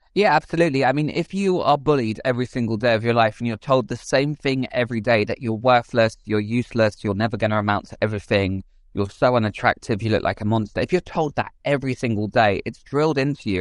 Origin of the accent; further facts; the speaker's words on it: England, United Kingdom; I grew up outside London in the countryside.